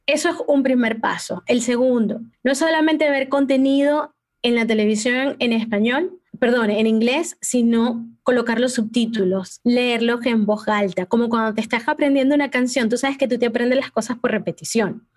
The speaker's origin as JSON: {"language": "Spanish", "town": "Maracaibo", "region": "Zulia", "country": "Venezuela", "tie": "born or raised there", "also_born_or_lived": "Peru", "moved": "yes", "lives_now": "United States", "said": "mi papá y mi mamá y yo también nacimos en Perú. Yo llegué a Venezuela cuando tenía un añito"}